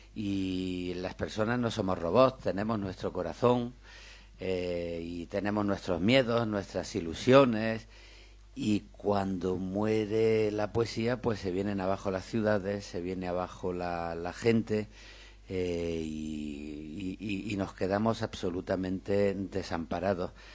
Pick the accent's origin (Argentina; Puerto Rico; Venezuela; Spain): Spain; Granada, Andalusia; Yo soy de Granada, como Miguel